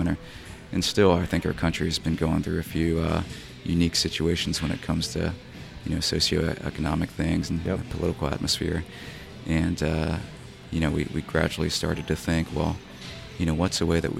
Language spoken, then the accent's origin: English; Asheboro, North Carolina, United States; I grew up in Asheboro